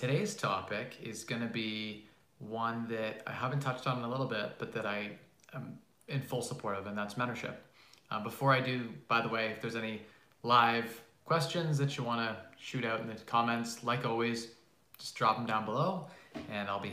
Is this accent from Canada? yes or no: yes; Canada; I'm Canadian